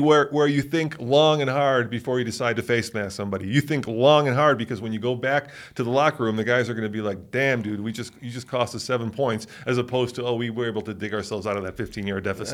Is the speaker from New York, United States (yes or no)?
no; Chicago, Illinois, United States; I grew up in Chicago.